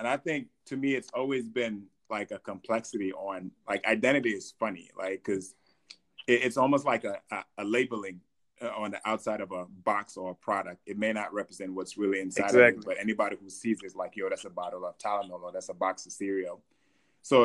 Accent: Gambia; also born or lived in New York / Belgium; now in United States; I was born in Gambia, West Africa, obviously. Raised in Gambia for the most part, but also raised in New York and had a little bit of stint in Belgium.

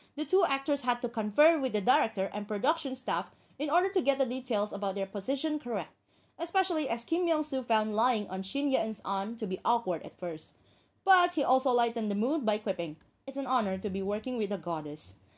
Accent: Indonesia; my hometown, which is Indonesia.

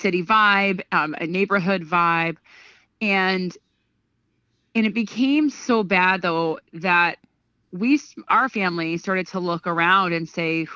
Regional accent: Greenville, New York, United States; now in Albany, United States; my mom and dad raised me just south of Albany, about 25 minutes south of Albany, in a little tiny town called Greenville

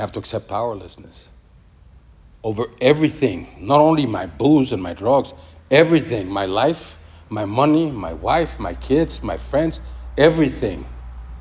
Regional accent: Mexico; moved away; I come from Mexico. The faith in Mexico is crazy.

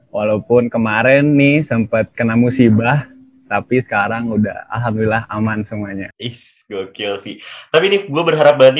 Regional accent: Bogor, West Java, Indonesia; perkenalkan … gua dari Bogor dan selamat datang di podcast Kata Yuda.

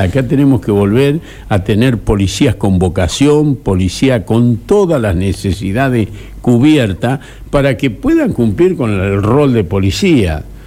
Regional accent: Argentina; Los argentinos nos sentimos en libertad

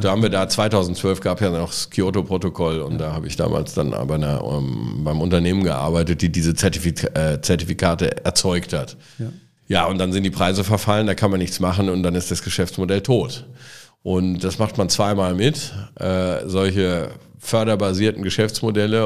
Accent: Halver, North Rhine-Westphalia, Germany; moved away as an adult; also born or lived in Frankfurt / London / Spain; now in Cologne, Germany; wir sind gemeinsam in Halver aufgewachsen

